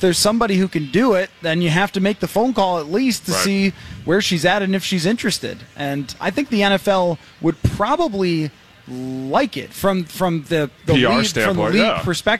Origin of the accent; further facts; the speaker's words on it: Buffalo, New York, United States; moved away; also born or lived in Minnesota; I grew up in Buffalo